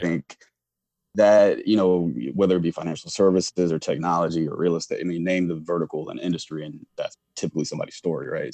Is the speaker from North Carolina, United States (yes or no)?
yes; Charlotte, North Carolina, United States; moved away as an adult; also born or lived in Chapel Hill, North Carolina / Washington, D.C.; originally from Charlotte, North Carolina, so born and raised in the South.